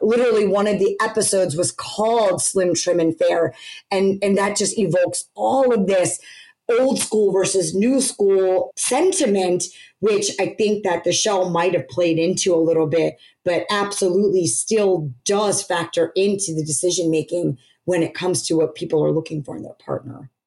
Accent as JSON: {"language": "English", "country": "United States", "tie": "born or raised there", "said": "being born and raised in America, growing up here, going into college here"}